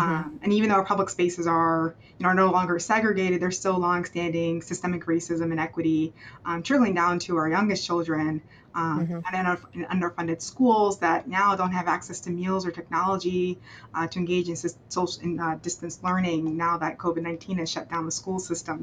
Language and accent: English; Maryland, United States; I'm from Maryland